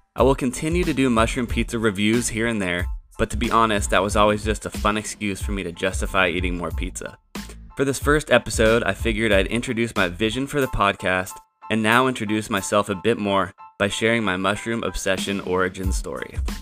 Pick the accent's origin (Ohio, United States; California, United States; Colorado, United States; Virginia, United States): California, United States; Santa Rosa; I ended up back in my hometown at the local J C